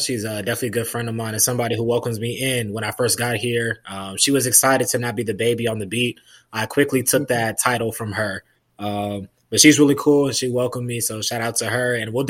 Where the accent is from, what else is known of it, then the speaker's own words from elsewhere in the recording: Atlanta, Georgia, United States; moved away as an adult; also born or lived in upstate South Carolina; now in Iowa, United States; So from the metro Atlanta area. Born and raised in Georgia